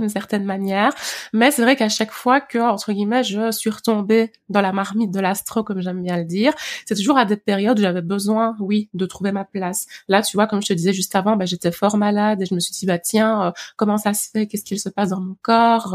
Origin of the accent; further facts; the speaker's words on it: Liège, Wallonia, Belgium; j'ai grandi vraiment à Liège Centre